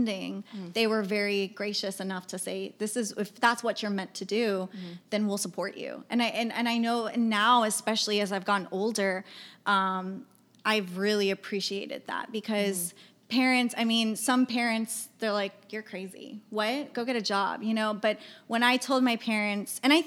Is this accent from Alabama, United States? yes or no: no; Mission, Texas, United States; moved away as an adult; also born or lived in San Marcos, Texas / Austin, Texas; now in San Antonio, United States; We grew up together in the Valley. Yeah. So I'm from Mission, Texas, again in the Valley